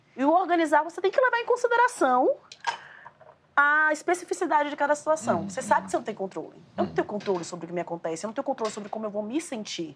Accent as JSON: {"language": "Portuguese", "region": "Bahia", "country": "Brazil", "said": "Sou baiana"}